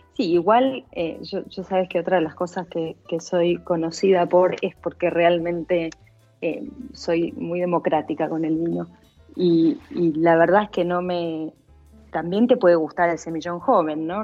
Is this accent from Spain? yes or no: no; Argentina; moved away as an adult; also born or lived in London; los dos somos argentinos